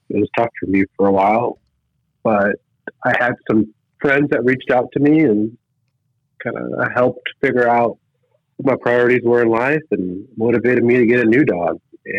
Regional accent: Fremont, Nebraska, United States; moved away as an adult; also born or lived in Chicago, Illinois; now in Kansas City, United States; But I'm from Nebraska originally. I grew up in Fremont, went to undergrad at the University of Nebraska

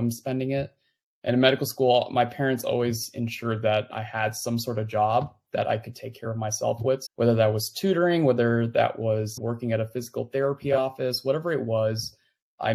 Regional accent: California, United States; moved away as an adult; now in Louisville, United States; I was born and raised in California for most of my life.

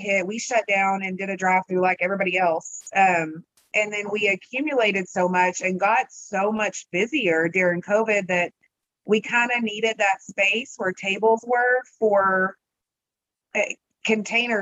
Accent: Abernathy, Texas, United States; I'm from Abernathy, and we're like 3,000

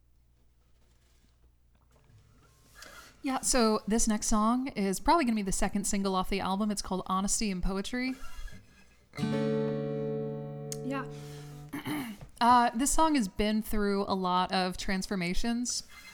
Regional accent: LaGrange, Georgia, United States; moved away as an adult; now in Los Angeles, United States; I'm actually not from the Midwest. I'm from South Georgia. I'm from LaGrange, Georgia

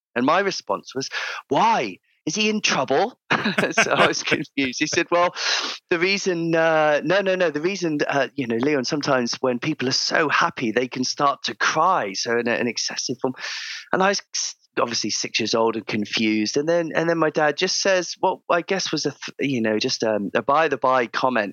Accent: Cheltenham, South West England, United Kingdom; moved away; I grew up in uh, in the Cotswolds, uh, Cotswold area of uh, of the of the UK. So uh, a small town called Cheltenham Spa, right in the centre of uh, of Gloucestershire

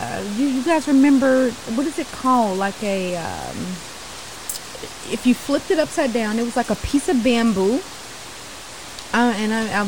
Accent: Kentucky, United States; I'm from Kentucky.

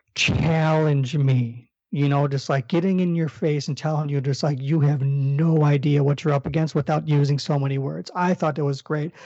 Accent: Chicago, Illinois, United States; accent: Chicago

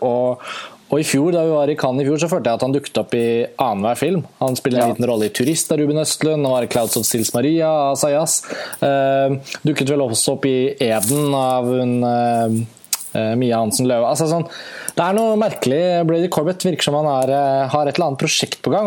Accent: Norway

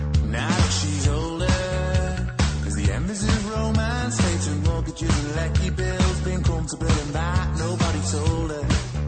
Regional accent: North County Dublin, Leinster, Ireland; I'm 17 from North County, Dublin.

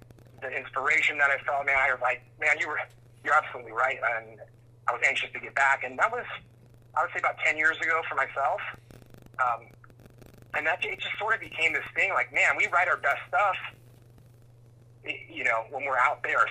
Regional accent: Southern California, United States; growing up in Southern California

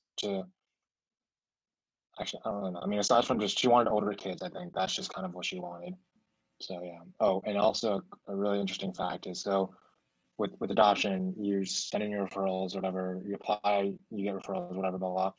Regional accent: Seattle, Washington, United States; accent: mixed Stockholm and American; first language Mandarin; English is a second language; also born or lived in Beijing, China / Los Angeles, United States; and then we moved to Seattle in 2007. I've been living here ever since

